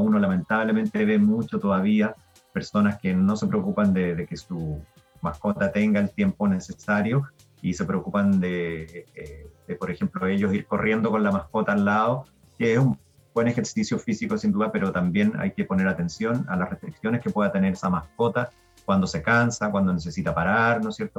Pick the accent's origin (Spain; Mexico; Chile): Chile